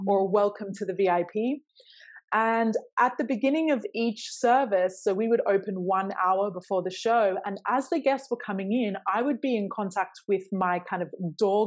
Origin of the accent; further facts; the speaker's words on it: Australia; moved away; I grew up in Australia, but neither of my parents are from Australia.